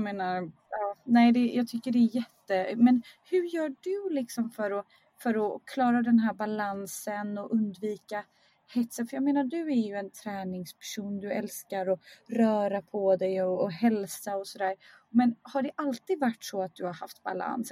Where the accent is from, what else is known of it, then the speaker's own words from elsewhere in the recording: Skärhamn, Västra Götaland, Sweden; now in Stockholm, Sweden; jag är uppvuxen i Skärhamn